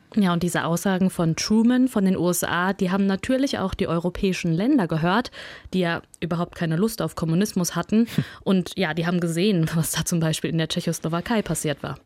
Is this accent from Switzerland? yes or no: no; Kazakhstan; moved away; Ich bin in Kasachstan geboren.